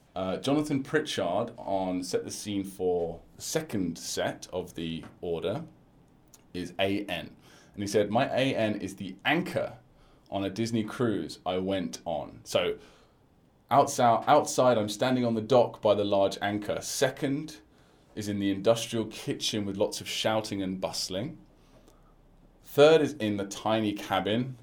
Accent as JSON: {"language": "English", "country": "United Kingdom", "accent": "British", "said": "I'm a British guy teaching Chinese"}